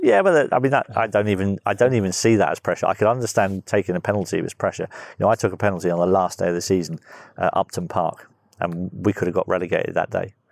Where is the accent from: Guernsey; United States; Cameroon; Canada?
Guernsey; moved away; I was just a little kid growing up in Guernsey